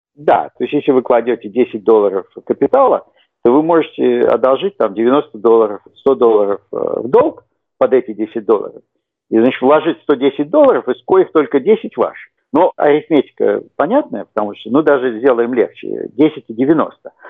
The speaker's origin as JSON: {"language": "Russian", "region": "Saint Petersburg", "country": "Russia", "tie": "born or raised there", "moved": "as an adult", "lives_now": "United States", "said": "Я родился в Советском Союзе, как я думаю, многие слушатели. Вырос в городе Ленинграде"}